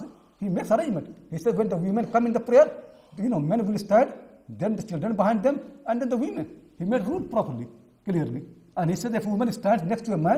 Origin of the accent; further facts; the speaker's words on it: India; now in United Kingdom; I'm from India